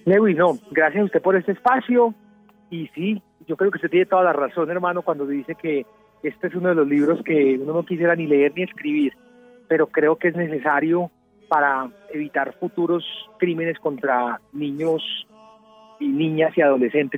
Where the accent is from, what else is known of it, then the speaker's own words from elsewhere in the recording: Medellín, Antioquia, Colombia; yo soy de Medellín